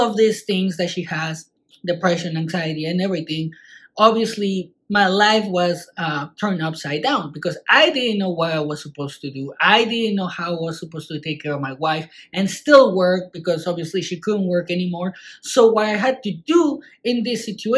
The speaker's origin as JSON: {"language": "English", "country": "Mexico", "said": "I'm from Mexico"}